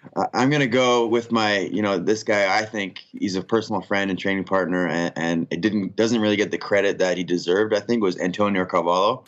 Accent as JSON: {"language": "English", "country": "Canada"}